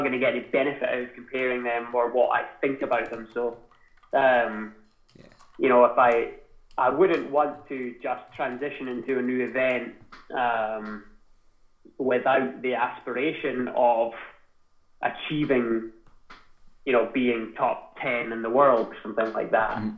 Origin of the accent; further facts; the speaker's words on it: Scotland, United Kingdom; accent: Scottish twang; moved away as an adult; also born or lived in Boston; ourselves as British people or Scottish people